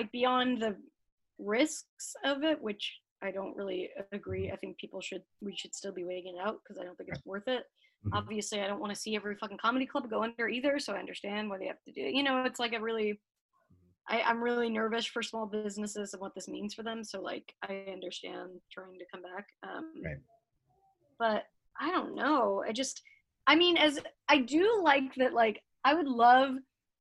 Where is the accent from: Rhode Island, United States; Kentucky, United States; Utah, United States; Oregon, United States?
Utah, United States; Salt Lake City; now in Los Angeles, United States; I was raised in Salt Lake